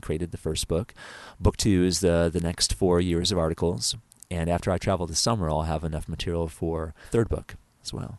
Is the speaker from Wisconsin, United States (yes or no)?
no; New York, United States; back in my home state of New York